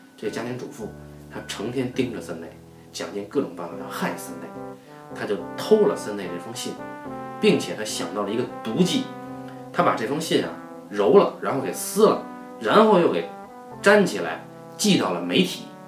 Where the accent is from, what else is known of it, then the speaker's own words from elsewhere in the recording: Beijing, China; accent: Beijing dialect; 我们北京话叫半大小子